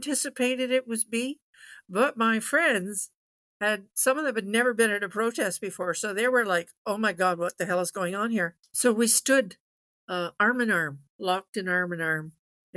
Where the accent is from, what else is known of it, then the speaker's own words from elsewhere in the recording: Ottawa Valley, Ontario, Canada; I was born and bred in the Ottawa Valley, right at our seat of parliament.